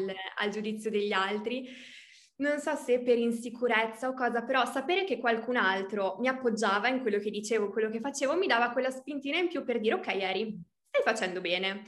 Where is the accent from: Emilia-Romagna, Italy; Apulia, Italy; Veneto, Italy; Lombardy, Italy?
Emilia-Romagna, Italy; Reggio Emilia; also born or lived in Argentina; sono nata a Reggio Emilia, quindi sono emiliana